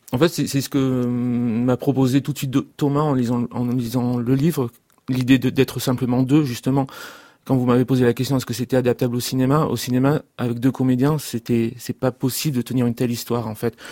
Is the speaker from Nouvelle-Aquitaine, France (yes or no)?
yes; Pau, Nouvelle-Aquitaine, France; je suis né à Pau